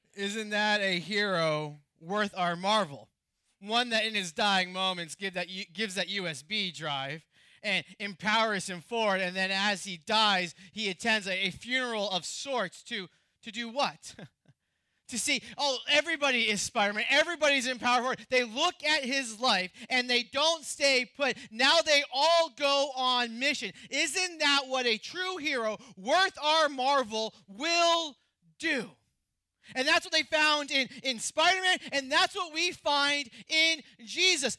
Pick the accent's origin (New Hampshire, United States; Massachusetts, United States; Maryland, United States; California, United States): New Hampshire, United States; my home state was in New Hampshire